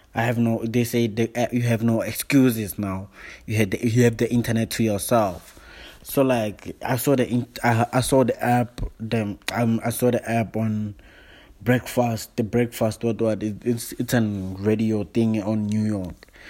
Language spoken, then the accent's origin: English; South Africa; now in Johannesburg, South Africa; I'm all the way from South Africa. I'm from Joburg. I'm based in Joburg, but I'm new in Joburg.